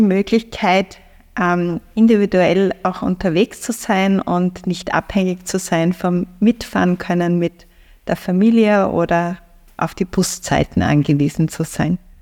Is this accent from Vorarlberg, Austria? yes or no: no; Feldbach, Styria, Austria; now in Graz, Austria; in meine, meine Heimat, also von Graz nach äh, Feldbach in die Oststeiermark